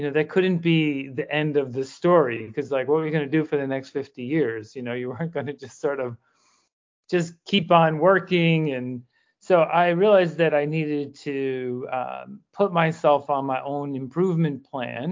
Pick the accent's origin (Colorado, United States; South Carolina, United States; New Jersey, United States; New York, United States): New York, United States; New York City; I spent a lot of my life growing up in the Bronx